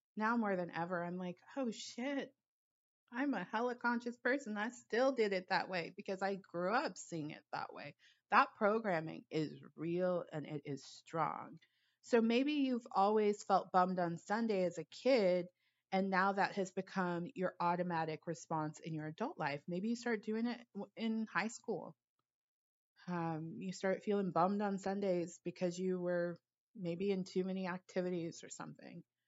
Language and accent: English; Los Angeles, California, United States; I grew up in Los Angeles